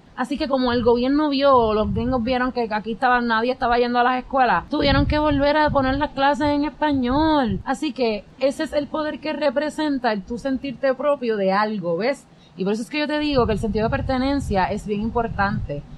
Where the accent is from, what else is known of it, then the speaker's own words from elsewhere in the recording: San Juan, Puerto Rico; yo soy del, yo soy del San Juan